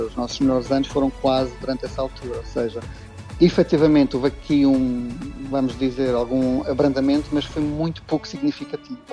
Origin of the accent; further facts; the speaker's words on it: Madeira, Portugal; moved away as an adult; also born or lived in Coimbra; now in London, United Kingdom; Apesar de já ter saído já desde 94, que eu saí da Madeira, já foi há muitos anos, eu ainda sinto a Madeira como minha, obviamente